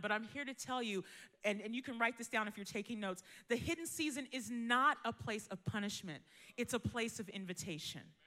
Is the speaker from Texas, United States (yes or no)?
no; Bay Area, California, United States; I was born here in California, Bay Area, born and raised